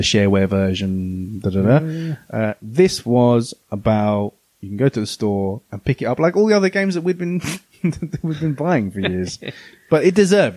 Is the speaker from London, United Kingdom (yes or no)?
yes; Croydon, London, United Kingdom; we're from Croydon